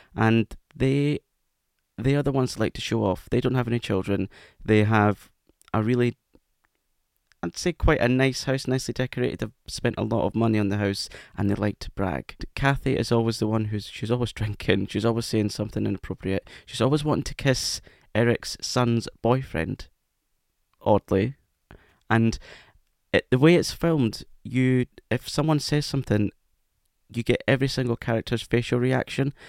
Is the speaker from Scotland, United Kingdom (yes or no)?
yes; Scotland, United Kingdom; accent: Scottish; That was my Scottish accent coming out